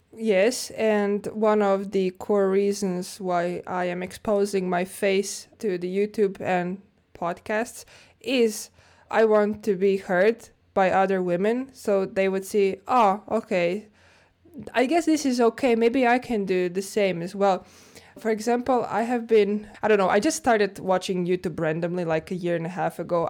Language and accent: English; Zagreb, City of Zagreb, Croatia; moved away as an adult; now in Finland; Zagreb, Croatia, my hometown.